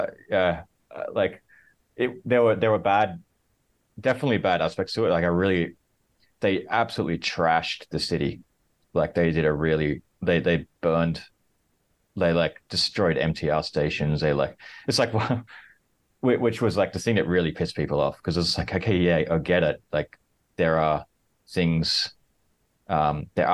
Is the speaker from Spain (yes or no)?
no; Australia; now in Hong Kong; I'm originally from Australia